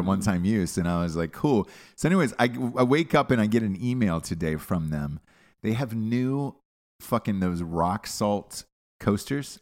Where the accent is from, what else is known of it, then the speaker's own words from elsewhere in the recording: United States; I'm an American.